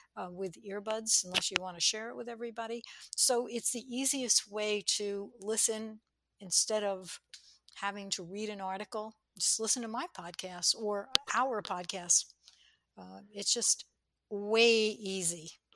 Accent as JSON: {"language": "English", "region": "New York", "country": "United States", "tie": "born or raised there", "said": "I was brought up in New York"}